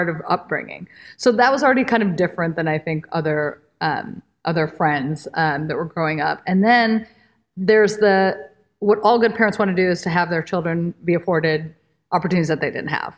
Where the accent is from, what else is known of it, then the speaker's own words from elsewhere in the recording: Cleveland, Ohio, United States; also born or lived in New York; I was born in New York, I grew up in Cleveland